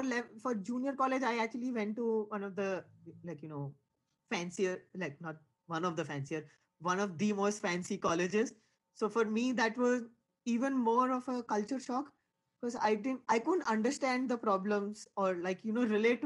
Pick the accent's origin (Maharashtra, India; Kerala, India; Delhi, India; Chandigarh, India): Maharashtra, India; Mumbai; moved away as an adult; also born or lived in Maryland, United States; now in Indiana, United States; I was born in Bombay, India, which is sort of like the financial capital of India. So it's like growing up in New York